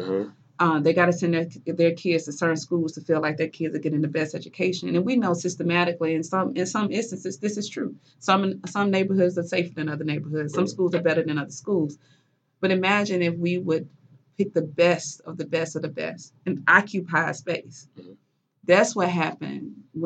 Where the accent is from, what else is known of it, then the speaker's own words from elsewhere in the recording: Mississippi, United States; moved away; I'm from Mississippi